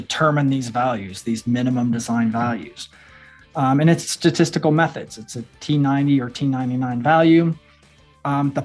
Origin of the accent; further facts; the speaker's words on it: southwest Missouri, United States; also born or lived in Iowa; moved to Missouri, southwest part of the state, around 11 years old. So I kind of claim that as my home, because that was where my formative years took place